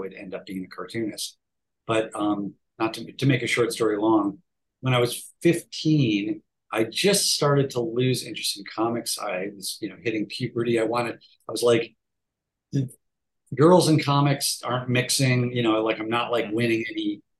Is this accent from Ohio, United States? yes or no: yes; Cleveland, Ohio, United States; I grew up in Cleveland, Ohio, and there was some fandom there